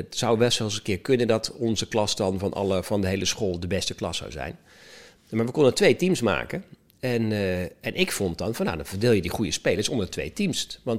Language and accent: Dutch; Netherlands